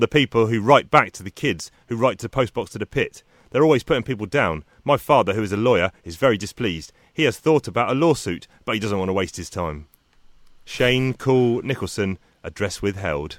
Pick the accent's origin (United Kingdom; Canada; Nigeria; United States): United Kingdom